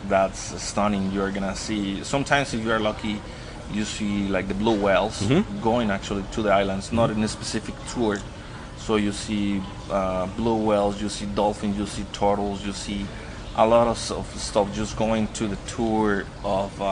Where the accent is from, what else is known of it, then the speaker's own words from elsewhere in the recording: Ensenada, Baja California, Mexico; now in Loreto, Mexico; I'm actually not from Loreto. I'm from Ensenada.